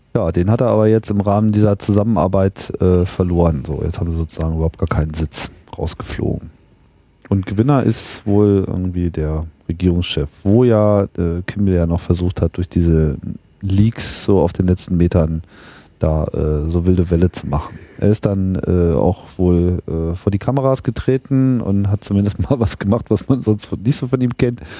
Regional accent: Germany; so als Deutscher

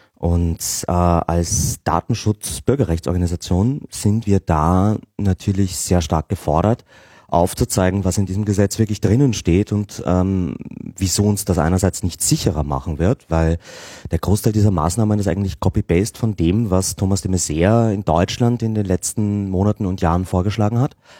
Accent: Austria; als Österreicher

